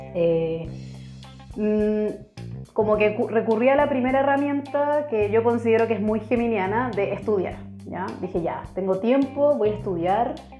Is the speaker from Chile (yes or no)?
yes; Chile; now in Germany; Soy chilena, pero vivo actualmente en Alemania